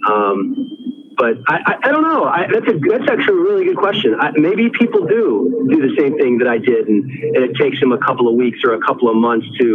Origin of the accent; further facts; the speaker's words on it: Washington, District of Columbia, United States; now in Los Angeles, United States; I grew up in Washington, D.C.